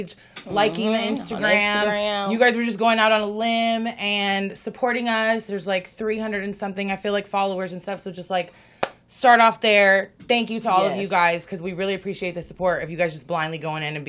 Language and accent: English; Los Angeles, California, United States; I'm born and raised in West L.A.